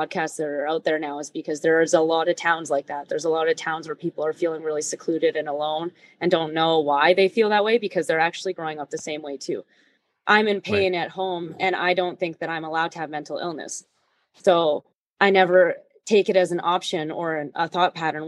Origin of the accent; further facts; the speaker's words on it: Prince George, British Columbia, Canada; moved away; also born or lived in Edmonton; I grew up in Prince George, BC.